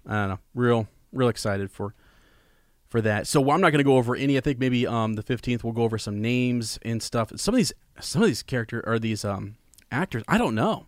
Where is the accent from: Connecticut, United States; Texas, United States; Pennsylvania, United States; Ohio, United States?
Ohio, United States; Columbus; I'm from Columbus